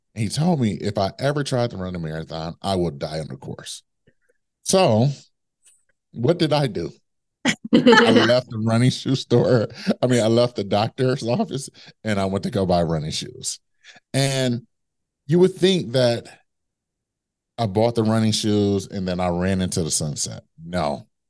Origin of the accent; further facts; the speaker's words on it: Midwest, United States; now in New York City, United States; I'm from the Midwest